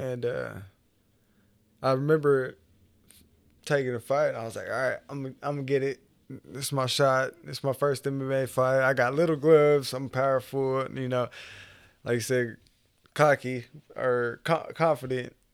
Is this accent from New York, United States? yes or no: no; Okmulgee, Oklahoma, United States; moved away as an adult; also born or lived in Tulsa, Oklahoma; I was, uh, basically born and raised in Okmulgee